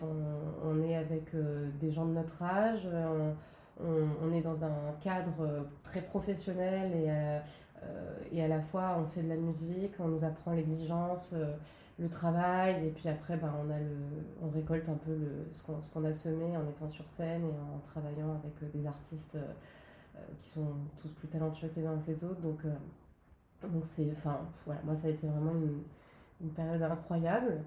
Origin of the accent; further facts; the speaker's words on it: Nice, Provence-Alpes-Côte d'Azur, France; moved away as an adult; now in Paris, France; je suis originaire de Nice